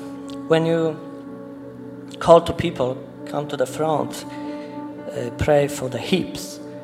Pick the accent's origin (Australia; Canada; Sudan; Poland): Poland; also born or lived in Dorset; now in London, United Kingdom; From Poland.